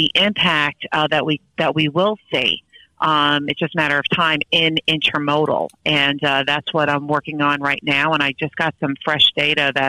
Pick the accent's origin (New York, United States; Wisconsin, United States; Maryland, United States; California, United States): New York, United States; Long Island; Ever since I was a little kid, I grew up on Long Island.